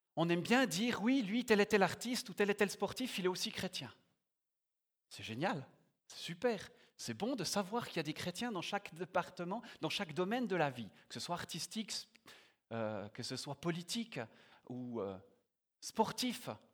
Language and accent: French; Biel/Bienne, Bern, Switzerland; moved away as an adult; now in Yverdon, Switzerland; j'ai grandi à Bienne, mais j'y habite plus depuis quelques années. J'habite à Yverdon.